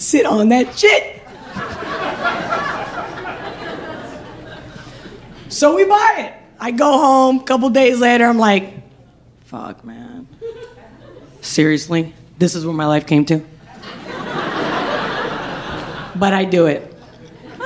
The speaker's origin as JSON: {"language": "English", "country": "Spain", "moved": "yes", "said": "I'm from Spain"}